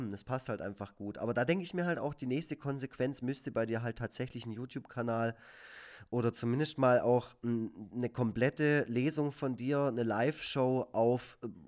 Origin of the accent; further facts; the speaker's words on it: Baden-Württemberg, Germany; Ja, zum einen bin ich Schwabe und zum anderen halt der Typ, der Egon Forever macht.